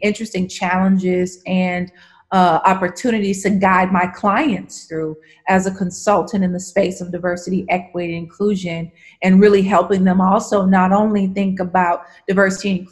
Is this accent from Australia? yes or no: no; the southern region of the U.S., United States; now in Nashville, United States; I am a Southerner, born and raised in the southern region of the U.S.